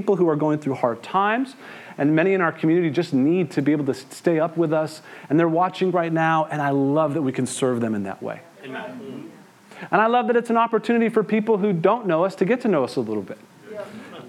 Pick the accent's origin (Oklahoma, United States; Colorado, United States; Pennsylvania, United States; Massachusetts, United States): Massachusetts, United States; Western; I grew up here in Western Massachusetts